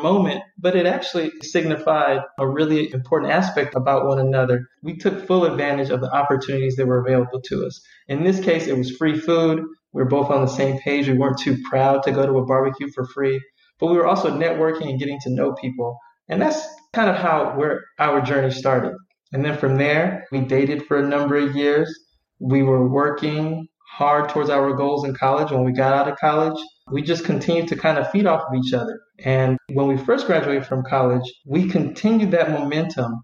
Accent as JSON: {"language": "English", "town": "Vallejo", "region": "California", "country": "United States", "said": "I'm from Vallejo, so it's a relatively small town"}